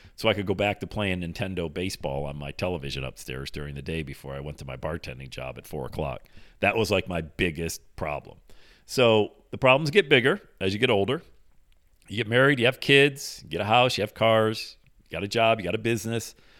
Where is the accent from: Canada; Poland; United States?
United States; Bradford, Pennsylvania; moved away as an adult; also born or lived in Buffalo, New York; My hometown's Bradford, PA, 80 miles south of there